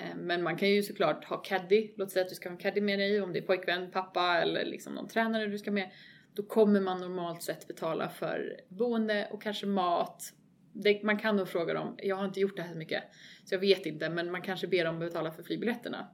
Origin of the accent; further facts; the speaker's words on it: Sweden; som svensk